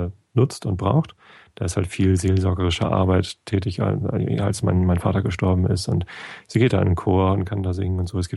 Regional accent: Northern Germany, Germany; also born or lived in Cologne; ich als Norddeutscher

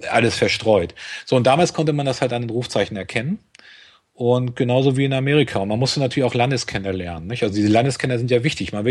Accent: Schleswig-Holstein, Germany; als Schleswig-Holsteiner muss man nach Bremen eine ganze Zeit lang.

